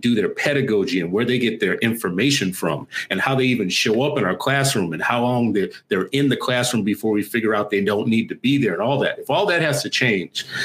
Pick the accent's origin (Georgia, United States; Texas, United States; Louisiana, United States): Louisiana, United States; New Orleans; also born or lived in Los Angeles; now in Minnesota, United States; growing up in New Orleans, I saw two tracks of schools